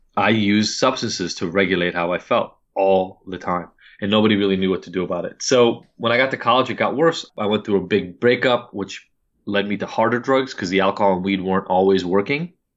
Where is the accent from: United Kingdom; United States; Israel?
Israel; moved away; I'm from Israel, upper middle class family